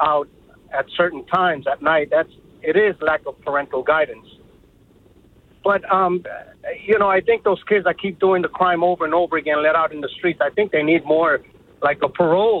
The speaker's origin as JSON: {"language": "English", "town": "New York City", "region": "New York", "country": "United States", "moved": "yes", "lives_now": "Egg Harbor Township, United States", "said": "I'm a resident of Egg Harbor Township. I moved down here. I'm originally from Bronx, New York, which is, you know, a great place to live in, but a lot of challenges when you have kids and you're trying to raise kids to be the best that they can be."}